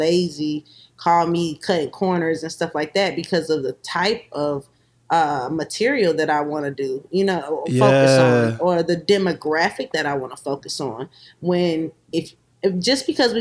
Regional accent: Columbia, South Carolina, United States; growing up in South Carolina, you experience a lot of things.

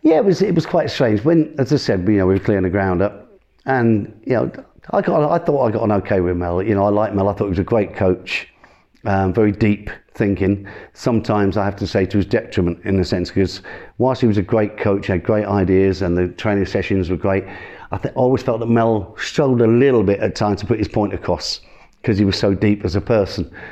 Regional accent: Higham Ferrers, East Midlands, United Kingdom; also born or lived in Nottingham; now in Norwich, United Kingdom; I was born in Nottingham, uh, but I then moved after in about a year down, ended up in Northamptonshire, uh, a place called Higham Ferrers.

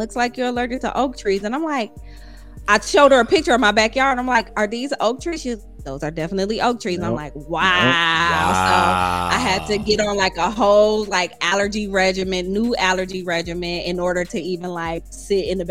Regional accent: Toledo, Ohio, United States; moved away; I am from Toledo, Ohio. Flatlands

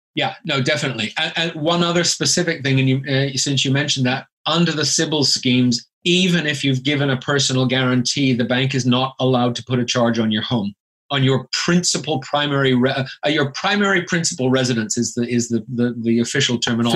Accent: Canada; moved away as an adult; now in United Kingdom; I'm originally from Canada, hence the accent

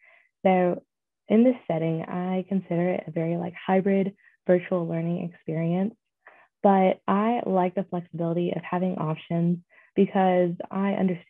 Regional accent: North Carolina, United States; I grew up in the Blue Ridge Mountains of Western North Carolina

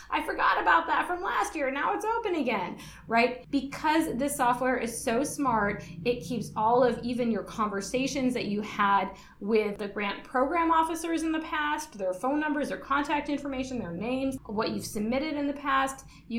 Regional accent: Michigan, United States; now in Guam; I'm originally from Michigan, so we started school after Labor Day in September

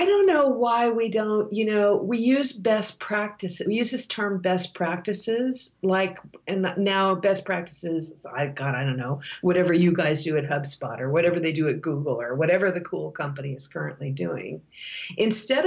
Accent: United States; I'm an American

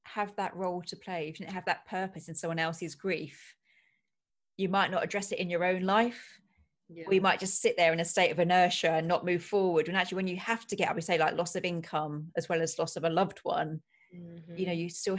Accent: England, United Kingdom; we're awfully English here

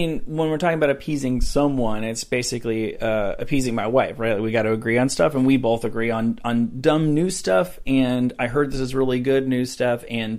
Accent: Rutherford, New Jersey, United States; Rutherford, New Jersey, right outside of New York City.

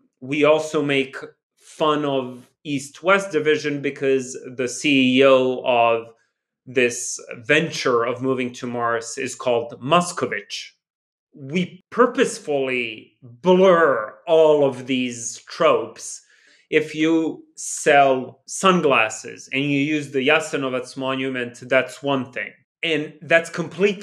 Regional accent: Belgrade, Serbia; me growing up in New Belgrade

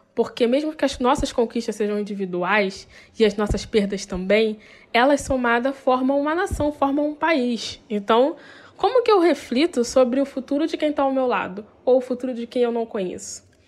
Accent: Rio de Janeiro, Brazil; Eu sou do Rio de Janeiro

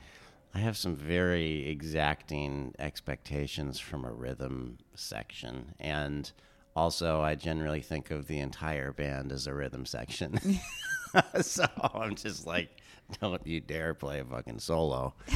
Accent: California, United States; I grew up in Southern California, and I spent a lot of time out in the desert, out in Joshua Tree, and driving through the Southwest.

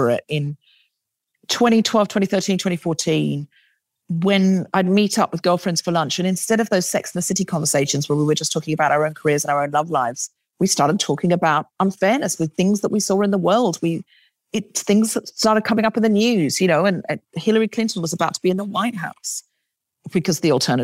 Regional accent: Queensland, Australia; now in London, United Kingdom; I grew up in Queensland

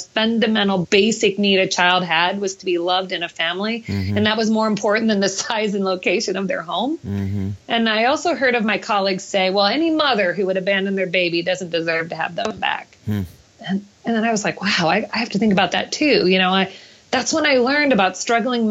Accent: Iowa, United States; my home state of Iowa

